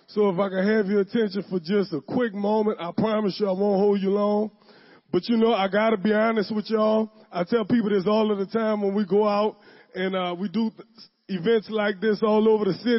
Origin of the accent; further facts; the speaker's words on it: the West Bank, Louisiana, United States; I'm from the West Bank. I was born and raised on the West Bank.